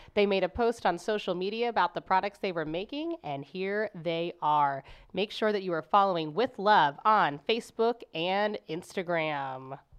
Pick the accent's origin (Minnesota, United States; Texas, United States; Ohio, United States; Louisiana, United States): Ohio, United States; Cincinnati; moved away as an adult; now in St. Louis, United States; I grew up in Cincinnati